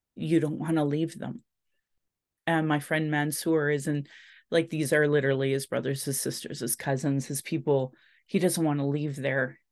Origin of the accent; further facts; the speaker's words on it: Calgary, Alberta, Canada; I was born in Calgary